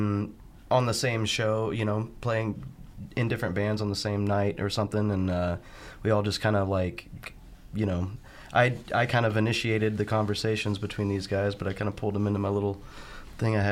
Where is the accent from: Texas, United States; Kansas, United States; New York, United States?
Texas, United States; Dallas; moved away as an adult; also born or lived in Jefferson City, Missouri; now in California, United States; I grew up in Texas in Dallas area.